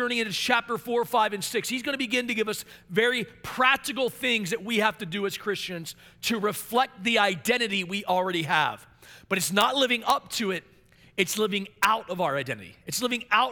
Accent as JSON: {"language": "English", "region": "Maryland", "country": "United States", "tie": "born or raised there", "said": "I became a lead pastor in my hometown in Maryland"}